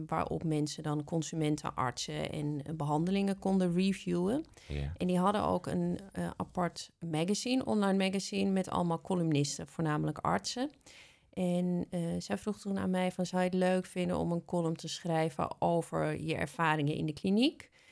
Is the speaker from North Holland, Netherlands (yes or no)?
yes; Amsterdam, North Holland, Netherlands; ik ben geboren in Amsterdam